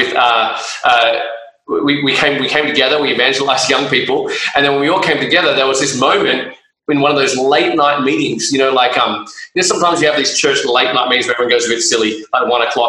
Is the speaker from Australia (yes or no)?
yes; Australia; we're Aussie Asians